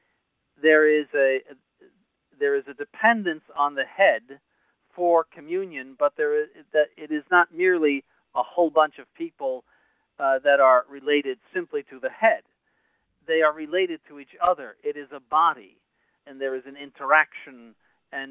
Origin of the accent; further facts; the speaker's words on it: United States; I'm born and raised in the United States